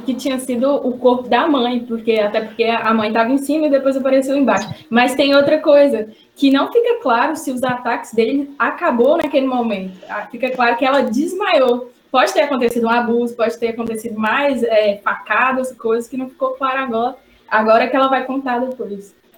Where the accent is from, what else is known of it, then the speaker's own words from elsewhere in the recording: Minas Gerais, Brazil; now in Belo Horizonte, Brazil; eu sou de Choflotone, Minas Gerais, moro em Belo Horizonte